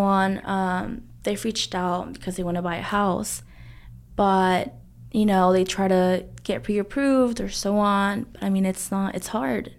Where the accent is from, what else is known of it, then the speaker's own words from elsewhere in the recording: Arlington, Texas, United States; We grew up in Arlington